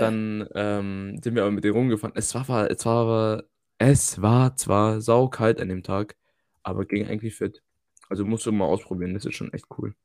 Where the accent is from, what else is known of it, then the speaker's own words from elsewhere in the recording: Germany; now in Netherlands; bei uns in Deutschland